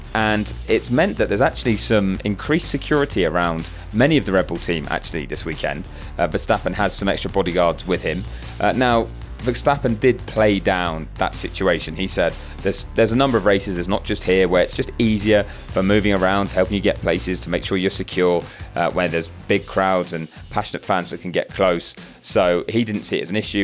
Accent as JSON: {"language": "English", "country": "United Kingdom", "said": "as a Brit"}